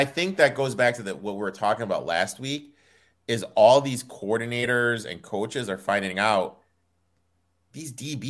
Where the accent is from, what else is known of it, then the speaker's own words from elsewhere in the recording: Michigan, United States; I'm from Michigan